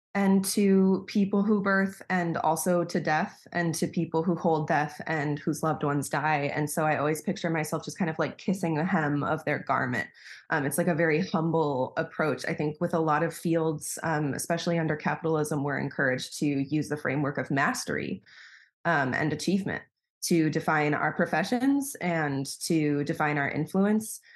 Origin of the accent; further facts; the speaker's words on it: Wisconsin, United States; moved away as an adult; now in Berlin, Germany; I'm originally from the States. I'm from Wisconsin, um, and I moved to Berlin in twenty fifteen